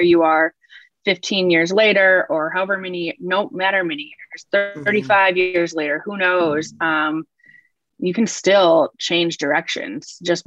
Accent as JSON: {"language": "English", "region": "Minnesota", "country": "United States", "tie": "born or raised there", "also_born_or_lived": "New York / South Salem, New York", "moved": "yes", "lives_now": "Charleston, United States", "said": "I grew up in Minnesota"}